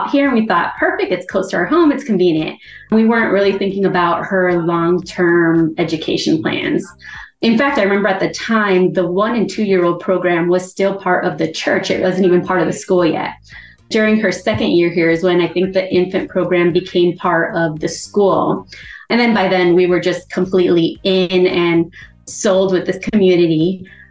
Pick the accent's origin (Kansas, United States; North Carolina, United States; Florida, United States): Florida, United States; Miami; moved away as an adult; I graduated from the public school system in Miami-Dade County, where we had 900 students in my graduating class